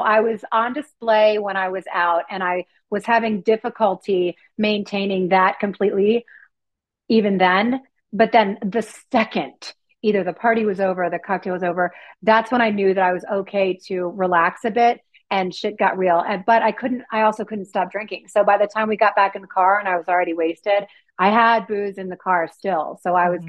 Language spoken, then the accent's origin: English; East Coast, United States; moved away; I'm originally from the East Coast.